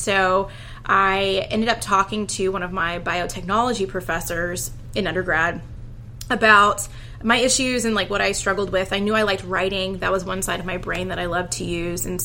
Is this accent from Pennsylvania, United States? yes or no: no; Houston, Texas, United States; So I am from Houston, Texas, born and raised, been here for all of my life.